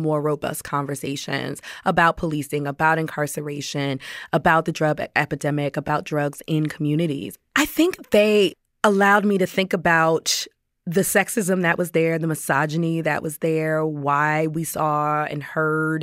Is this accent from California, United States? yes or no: no; Washington, District of Columbia, United States; growing up in Washington, D.C.